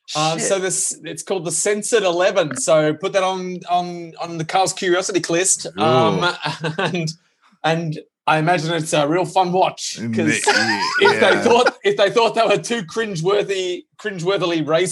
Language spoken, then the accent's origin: English; Birmingham, West Midlands, United Kingdom; They need to say where they're from in the accent for me to fully understand. I'm from Birmingham.